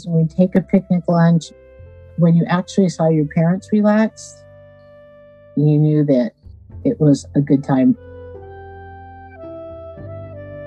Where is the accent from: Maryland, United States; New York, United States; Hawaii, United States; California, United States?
California, United States; Aromas; also born or lived in Watsonville, California; When I grew up in Aromas, there was a population of 408 people.